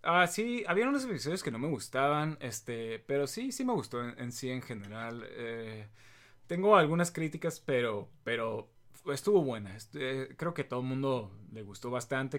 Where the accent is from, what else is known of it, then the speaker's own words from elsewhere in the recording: Mexico; somos mexicanos